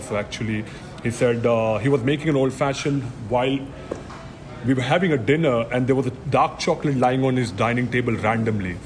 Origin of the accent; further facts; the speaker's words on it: India; moved away as an adult; now in Houston, United States; I grew up in India eating Indian food